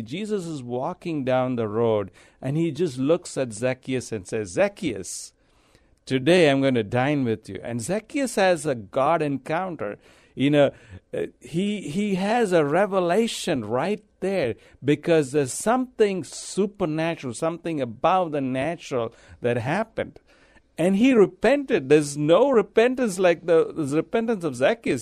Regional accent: India; moved away as an adult; also born or lived in Abu Dhabi, United Arab Emirates / Dubai, United Arab Emirates; now in San Antonio, United States; I'm from India. I, I was born there. I lived there most of my life.

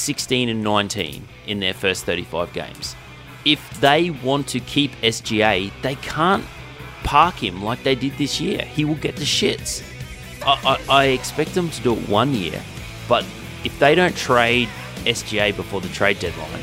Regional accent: Gladstone, Queensland, Australia; my hometown

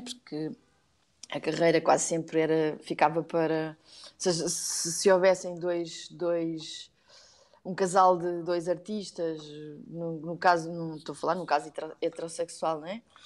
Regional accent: Oeiras, Lisbon, Portugal; born or raised there; also born or lived in Algarve / Korea; now in Lisbon, Portugal

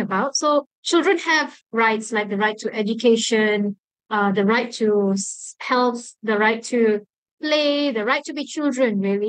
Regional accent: Malaysia; Being a Malaysian

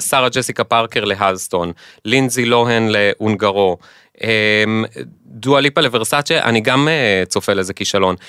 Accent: Israel; בתור ישראלים

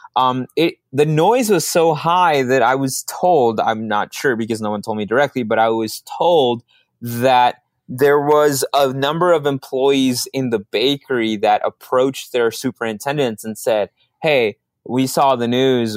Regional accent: Minneapolis, Minnesota, United States; also born or lived in Dallas, Texas / Mexico; I grew up in Minneapolis, so I don't have the heavy Minnesota, uh, a, personality that some of my friends have

